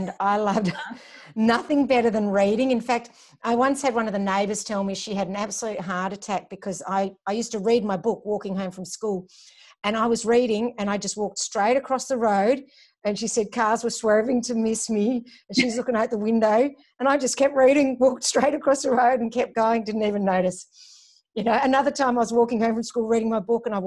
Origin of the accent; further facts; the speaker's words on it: Melbourne, Victoria, Australia; also born or lived in Glasgow, Scotland / Germany / Hawthorn, Melbourne; I just grew up in Baldwin and lived my teenage years there